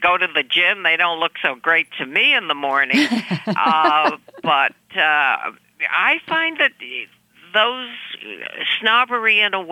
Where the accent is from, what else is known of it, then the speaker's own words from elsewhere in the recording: Chicago, Illinois, United States; I come from Chicago, which is a big town